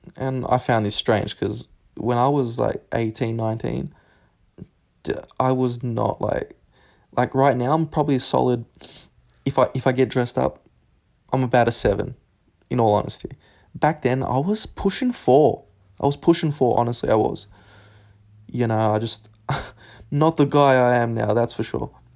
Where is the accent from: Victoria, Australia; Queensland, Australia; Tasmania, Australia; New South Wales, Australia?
Victoria, Australia; Narre Warren; in Nari Warren. Um, that's southeast of Melbourne